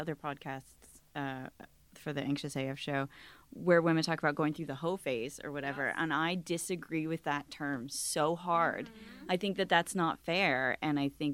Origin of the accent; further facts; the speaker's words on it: the South, United States; I grew up in the South in a small town